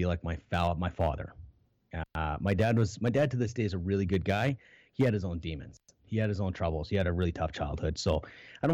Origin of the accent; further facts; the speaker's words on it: Canada; I was born in Canada